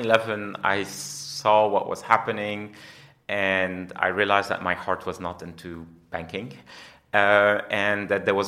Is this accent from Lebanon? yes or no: yes; Lebanon; I'm Lebanese, and I grew up in Lebanon during some of the most intense moments of our civil war